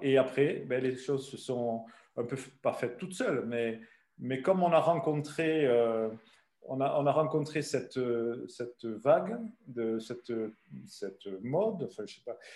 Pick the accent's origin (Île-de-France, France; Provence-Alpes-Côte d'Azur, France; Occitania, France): Occitania, France; Ariège; moved away as an adult; also born or lived in Belgium / Loire; Et donc moi je suis pyrénéen d'adoption depuis 1965. Donc ça fait quelques années. Et, j'ai vécu en Ariège euh, chez mes parents euh, jusqu'à